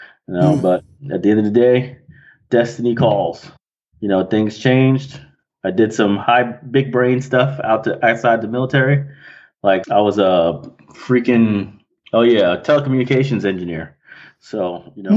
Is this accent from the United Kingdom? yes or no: no; New York City, New York, United States; also born or lived in Alabama / San Diego; Queens specifically.